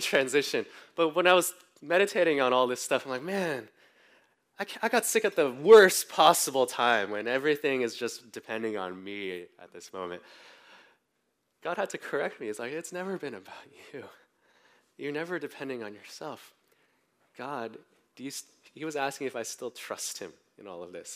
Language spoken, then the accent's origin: English; Bay Area, California, United States; I grew up mostly in the Bay Area